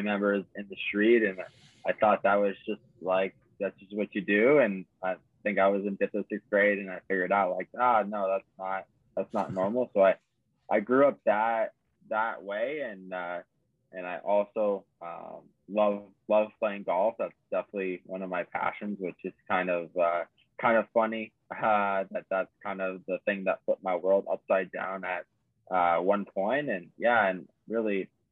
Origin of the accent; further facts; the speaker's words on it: Arizona, United States; I grew up in Arizona.